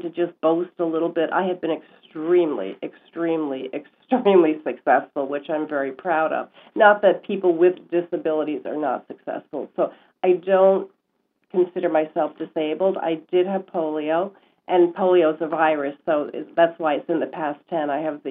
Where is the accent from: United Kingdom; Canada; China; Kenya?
United Kingdom; Glasgow, Scotland; accent: Scottish; now in United States; So I came from Scotland, and I don't know if you know what the Scottish accent is like, but it's very thick.